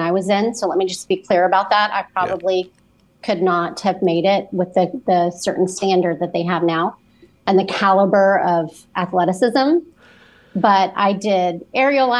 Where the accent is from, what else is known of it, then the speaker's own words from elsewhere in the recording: Memphis, Tennessee, United States; moved away; also born or lived in West Palm Beach, Florida / Tallahassee, Florida; I'm originally from Memphis. And so when we moved to West Palm, it was a little bit of a culture shock